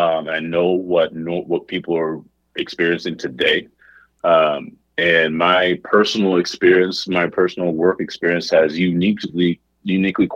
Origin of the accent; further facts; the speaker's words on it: Kansas City, Missouri, United States; growing up in the area